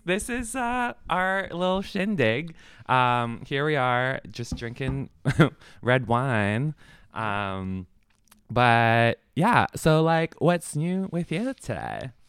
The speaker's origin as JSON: {"language": "English", "country": "Philippines", "said": "I'm Filipino"}